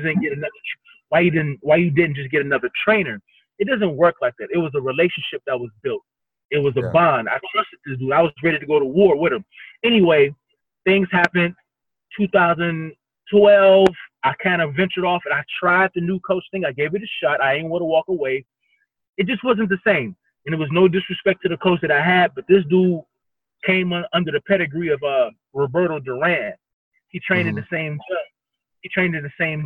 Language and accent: English; Cleveland, Ohio, United States; now in Miami, United States; I'm first off from Cleveland, Ohio, mm-hmm. born and raised up there